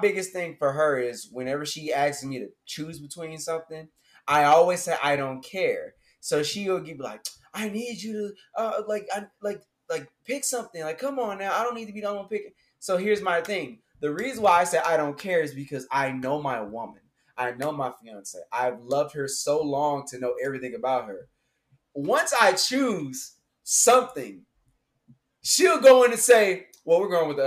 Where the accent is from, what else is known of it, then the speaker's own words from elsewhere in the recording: Houston, Texas, United States; I'm from Houston